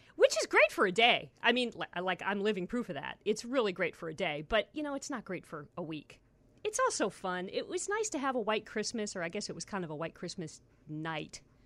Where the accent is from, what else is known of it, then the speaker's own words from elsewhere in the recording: Ohio, United States; moved away; I grew up in Ohio.